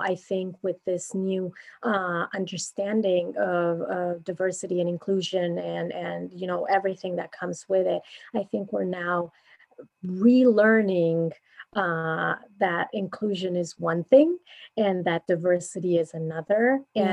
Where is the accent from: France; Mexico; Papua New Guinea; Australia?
Mexico; moved away as an adult; now in United States; I'm originally from Mexico, uh, and I currently live here in the U.S. for the last nine years